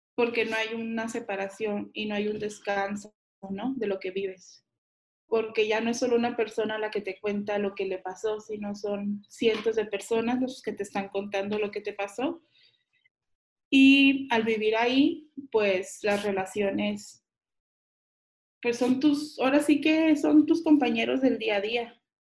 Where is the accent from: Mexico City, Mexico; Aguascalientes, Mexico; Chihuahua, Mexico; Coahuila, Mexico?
Chihuahua, Mexico; also born or lived in San Luis Potosí; Yo nací en la ciudad de San Luis Potosí, pero cuando tenía cuatro años me fui a la ciudad de Chihuahua, de donde es la familia de mi mamá y donde he estado toda, toda mi vida